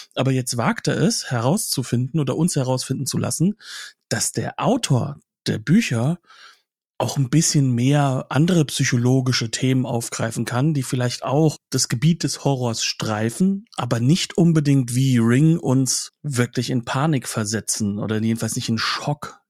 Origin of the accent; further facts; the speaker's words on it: Germany; als Deutscher